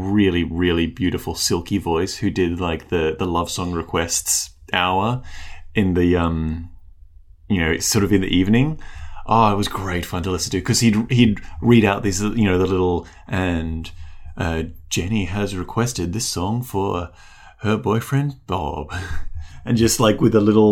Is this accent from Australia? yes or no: yes; Australia; also born or lived in New Zealand; I was born in New Zealand, as was my younger sister. And then our whole family, well, my immediate family, we moved over here when I was about 2 years old, to Australia